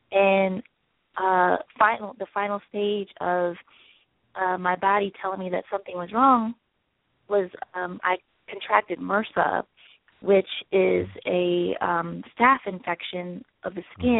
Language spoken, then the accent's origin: English; the South, United States; I'm from the South, and you know I grew up on biscuits and gravy